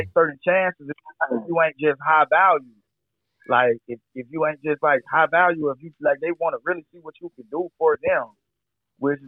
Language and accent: English; Atlanta, Georgia, United States; I'm definitely true Atlanta. I was born in Grady